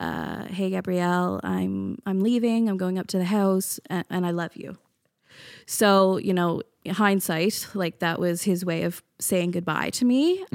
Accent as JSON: {"language": "English", "region": "Newfoundland and Labrador", "country": "Canada", "lives_now": "Halifax, Canada", "said": "I'm from Newfoundland."}